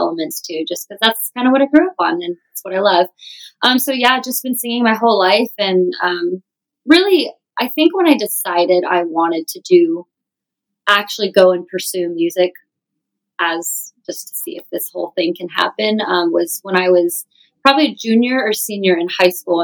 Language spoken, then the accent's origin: English; Arizona, United States; now in Nashville, United States; I'm from Arizona where we don't do it at all